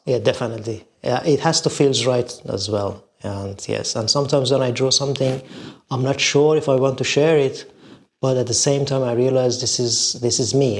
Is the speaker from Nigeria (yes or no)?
no; Shiraz, Fars, Iran; now in London, United Kingdom; I was born in Iran, a beautiful city of Shiraz, in an artistic family